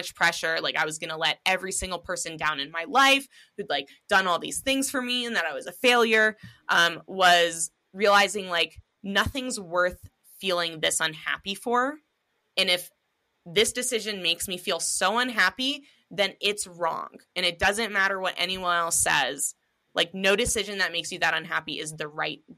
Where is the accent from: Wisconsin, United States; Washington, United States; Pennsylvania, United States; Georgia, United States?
Washington, United States; Seattle; me and my husband growing up in Seattle, Washington